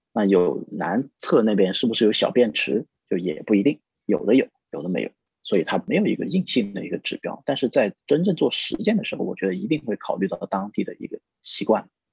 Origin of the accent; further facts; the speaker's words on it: a county town in Guilin, Guangxi, China; moved away; 我的老家，就是在桂林的一个县城，我们那时候就上过焦点访谈